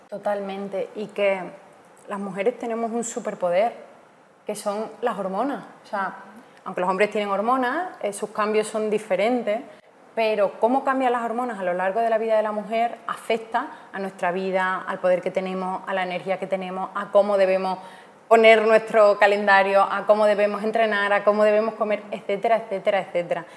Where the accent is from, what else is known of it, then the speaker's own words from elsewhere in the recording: Almendralejo, Extremadura, Spain; moved away as an adult; also born or lived in Madrid / London / Italy; now in Bali, Indonesia; yo como puedes ver por mi acento, soy de, Badajoz, de un pueblo que se llama Almendralejo. Em, a los 18 años me mudé a Madrid